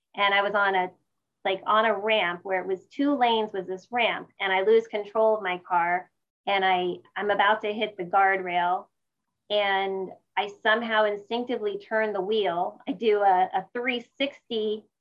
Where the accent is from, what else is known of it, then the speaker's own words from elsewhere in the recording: Sparta, New Jersey, United States; now in San Jose, United States; I grew up in uh, Sparta, New Jersey, which is about an hour outside of New York City